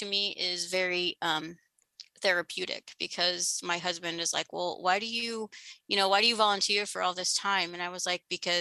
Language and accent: English; Illinois, United States; moved away as an adult; now in Louisville, United States; I am originally from Illinois. I moved to Louisville about 10 years ago